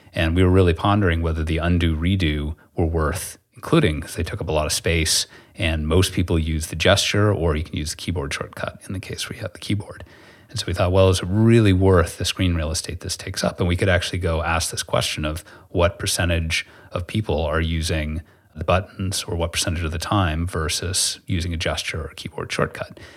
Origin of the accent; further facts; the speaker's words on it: United States; being this American